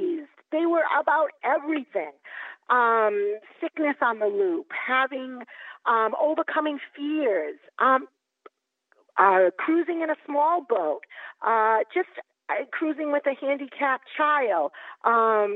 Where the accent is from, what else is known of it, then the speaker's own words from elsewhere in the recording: Massachusetts, United States; I'm from Massachusetts